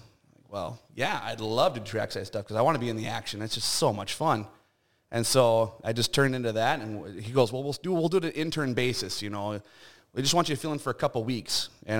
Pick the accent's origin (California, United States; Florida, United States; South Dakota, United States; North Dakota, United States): North Dakota, United States; Minot; I just moved to town. I was from Minot.